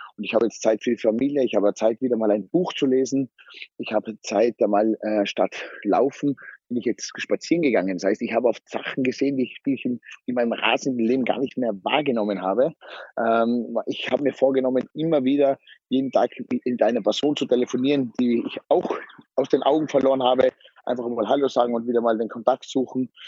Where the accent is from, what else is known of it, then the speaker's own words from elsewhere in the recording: Zillertal, Tyrol, Austria; ich bin ein waschechter Tiroler und komme aus dem Zillertal vom Stockresort